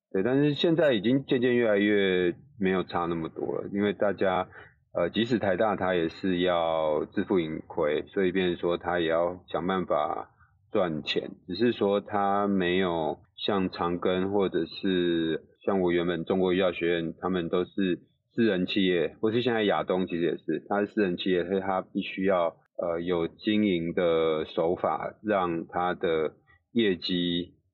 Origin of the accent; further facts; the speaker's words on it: Taipei, Taiwan; 我本来是台北人嘛，所以就是会嗯。住家里